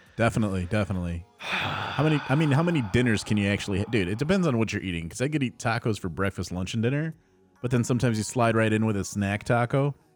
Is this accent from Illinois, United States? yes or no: yes; Addison, Illinois, United States; Addison in my hometown